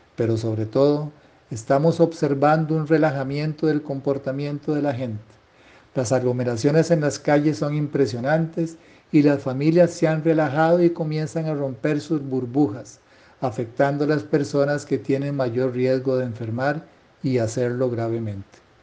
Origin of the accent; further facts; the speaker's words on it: Costa Rica; como ciudadano costarricense